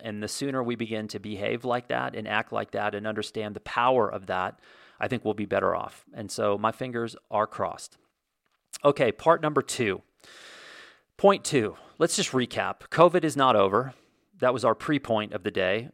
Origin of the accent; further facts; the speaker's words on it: United States; also born or lived in Santa Fe, New Mexico; I can only speak to being an American and living here